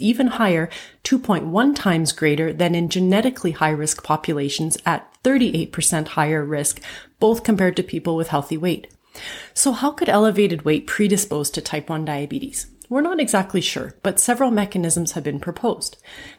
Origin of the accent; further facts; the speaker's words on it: Canada; I'm a Canadian physician